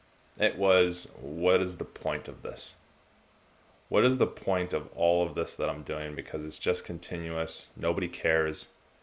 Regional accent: California, United States; moved away as an adult; now in New Zealand; I am originally from California, now live in New Zealand, have been since 2004. But I grew up sailing around the world

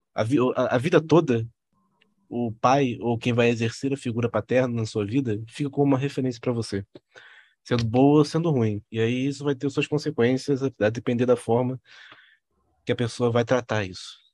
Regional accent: Rio de Janeiro, Brazil; Nós, nós somos todos cariocas aqui

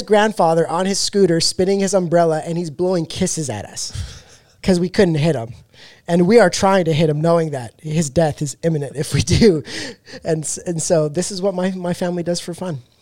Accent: Canada; now in Texas, United States; I'm from Canada

